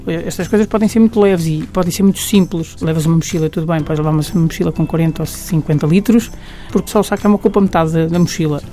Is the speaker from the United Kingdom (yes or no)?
no; Portugal; como portugueses que somos